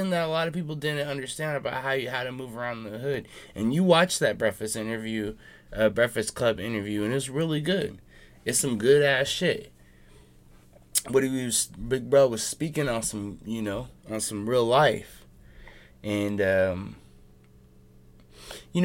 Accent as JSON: {"language": "English", "town": "Seattle", "region": "Washington", "country": "United States", "said": "I'm from Seattle."}